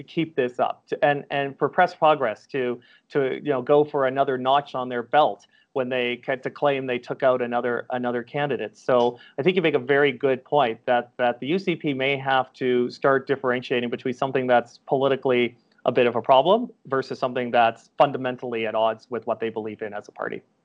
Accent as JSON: {"language": "English", "town": "Calgary", "region": "Alberta", "country": "Canada", "tie": "born or raised there", "said": "my hometown of Calgary"}